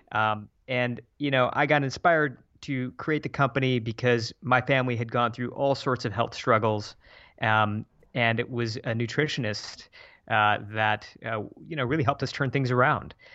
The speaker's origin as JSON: {"language": "English", "region": "Michigan", "country": "United States", "tie": "born or raised there", "also_born_or_lived": "San Francisco", "moved": "as an adult", "said": "my hometown in Michigan"}